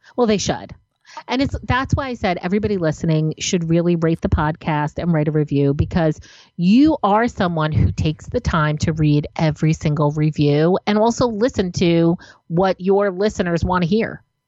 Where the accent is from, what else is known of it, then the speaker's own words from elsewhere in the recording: New Jersey, United States; I'm from New Jersey